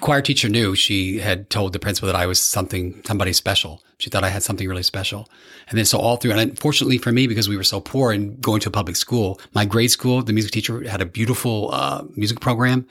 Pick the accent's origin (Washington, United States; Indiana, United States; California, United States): Indiana, United States; Evansville; grew up in Evansville, Indiana, which is right on the border of Kentucky. Very southern Indiana